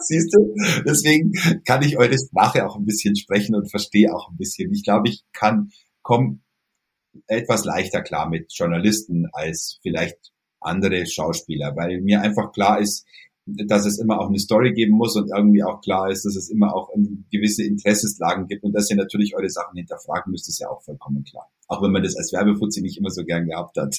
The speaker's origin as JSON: {"language": "German", "town": "Kaufbeuren", "region": "Bavaria", "country": "Germany", "said": "Bei uns in Kaufbeuren gab es einen lokalen Radiosender"}